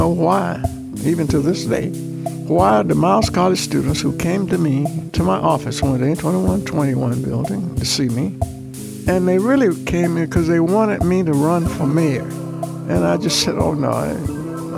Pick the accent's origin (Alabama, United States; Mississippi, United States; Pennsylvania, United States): Alabama, United States; Birmingham; I grew up black in Birmingham